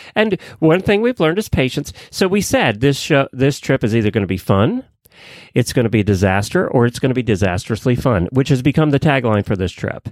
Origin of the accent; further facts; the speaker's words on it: Ocala, Florida, United States; I'm from Ocala